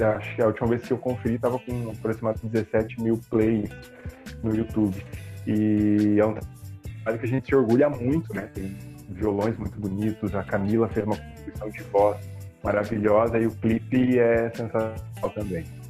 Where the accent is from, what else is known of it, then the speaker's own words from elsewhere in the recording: Caçador, Santa Catarina, Brazil; moved away; Caçador, que é minha cidade natal